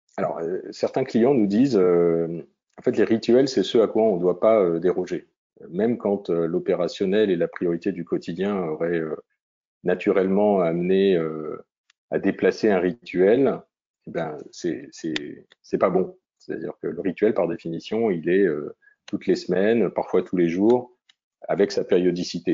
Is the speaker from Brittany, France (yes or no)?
no; Vosges, Grand Est, France; ma région natale, même les Vosges